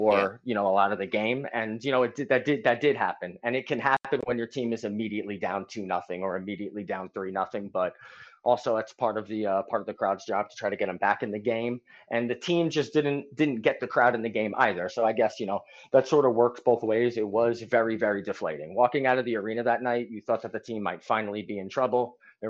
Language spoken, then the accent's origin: English; New York, United States; You know, as you know, Chick, I'm from New York